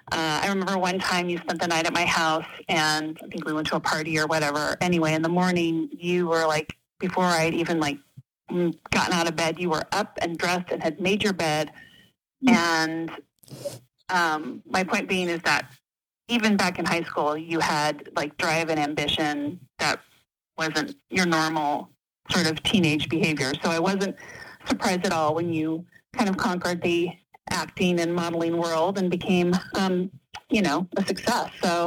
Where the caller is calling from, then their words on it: Boca Raton, Florida, United States; I'm calling from Boca Raton, Florida.